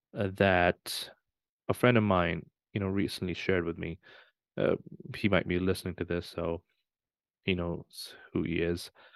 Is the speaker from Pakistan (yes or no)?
yes; Pakistan; moved away; I was born in Pakistan